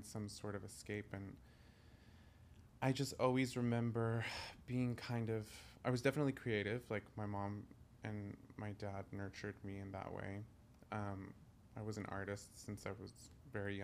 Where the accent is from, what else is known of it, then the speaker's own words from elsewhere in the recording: New York City, New York, United States; I grew up in Greenpoint, Williamsburg